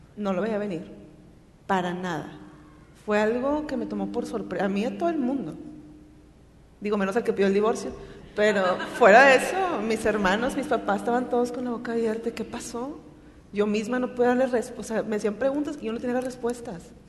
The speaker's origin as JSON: {"language": "Spanish", "town": "Monterrey", "region": "Nuevo León", "country": "Mexico", "tie": "born or raised there", "said": "Soy de Monterrey, aquí nací, aquí he vivido la mayor parte de mi vida."}